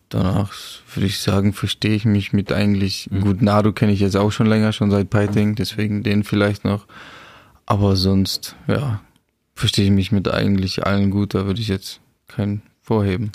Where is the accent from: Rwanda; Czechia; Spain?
Czechia; German is a second language; now in Germany; für mich als geborener Tscheche